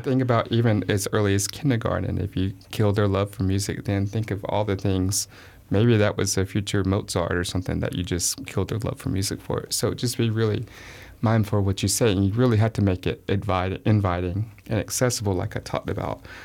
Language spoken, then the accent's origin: English; the South, United States; I'm from the South